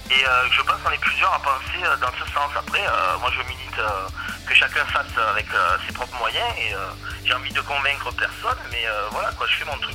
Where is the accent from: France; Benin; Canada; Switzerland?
France; Marseille, Provence-Alpes-Côte d'Azur; moved away as an adult; now in Var, France; vivre tranquille à la campagne. Je suis un Marseillais d'origine, je suis content d'avoir quitté la ville.